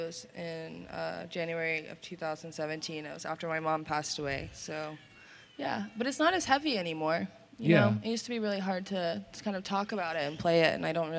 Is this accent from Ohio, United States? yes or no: no; Asheville, North Carolina, United States; moved away as an adult; now in Olympia, United States; Born and raised in Asheville, North Carolina.